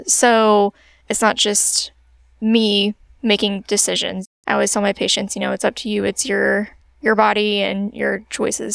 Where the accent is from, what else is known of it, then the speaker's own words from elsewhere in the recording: Springfield, Illinois, United States; moved away as an adult; also born or lived in Carbondale, Illinois; I'm originally from Springfield area